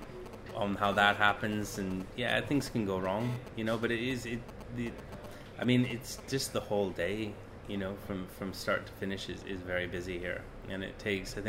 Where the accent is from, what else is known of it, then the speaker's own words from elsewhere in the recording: Canada; moved away as an adult; now in United Kingdom; I'm from Canada originally